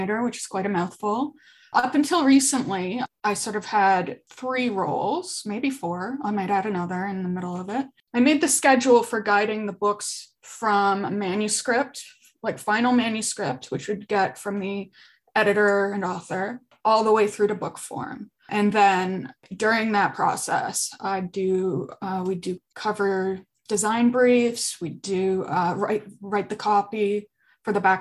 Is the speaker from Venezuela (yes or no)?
no; Ajax, Ontario, Canada; moved away as an adult; also born or lived in Toronto / Fredericton, New Brunswick; I grew up in Ajax, Ontario, just east of Toronto